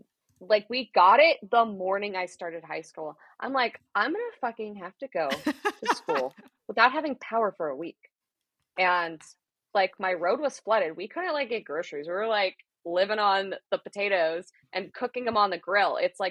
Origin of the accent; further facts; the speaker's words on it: Florida, United States; now in Washington, United States; I grew up in Florida.